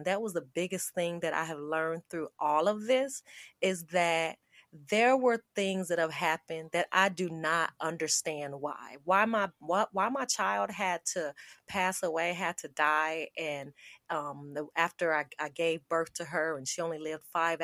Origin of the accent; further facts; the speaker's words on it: Las Vegas, Nevada, United States; moved away as an adult; now in Charlotte, United States; I was born and raised in Las Vegas.